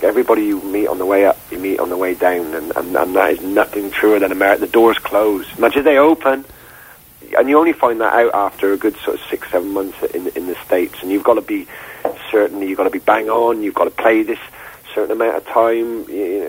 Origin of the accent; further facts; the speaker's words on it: Gloucester, South West England, United Kingdom; moved away; I was born in Gloucester